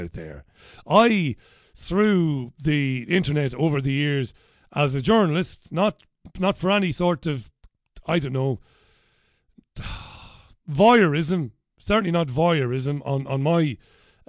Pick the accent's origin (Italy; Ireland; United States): Ireland; Waterford, Munster; first language Irish; moved away as an adult; now in Greater Manchester, United Kingdom; I was working on radio back in my hometown of Waterford